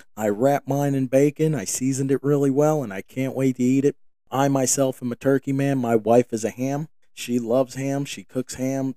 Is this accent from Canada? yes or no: no; New York, United States; moved away; I grew up in New York, and my family, I don't live in New York any longer